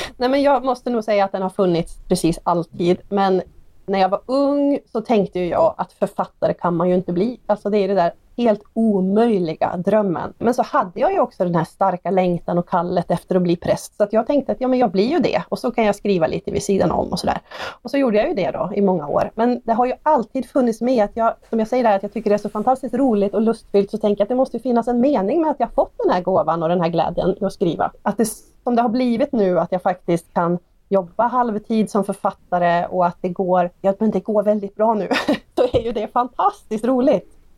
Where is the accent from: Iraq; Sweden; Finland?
Sweden; Hede, Jämtland; min hemby Hede